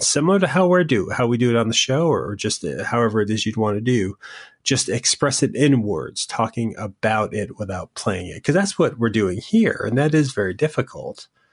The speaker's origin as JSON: {"language": "English", "region": "Connecticut", "country": "United States", "also_born_or_lived": "Boston", "moved": "yes", "said": "I'm from Connecticut"}